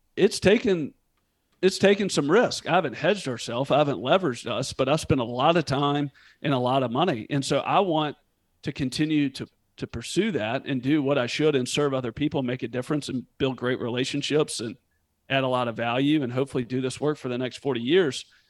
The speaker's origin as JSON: {"language": "English", "town": "Memphis", "region": "Tennessee", "country": "United States", "tie": "born or raised there", "also_born_or_lived": "Northern California", "said": "was born and raised in Memphis and lived here"}